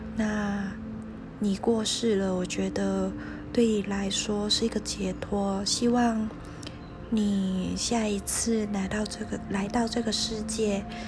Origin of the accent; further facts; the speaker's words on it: Hong Kong; 因为我是香港人，所以我有在香港养过龙猫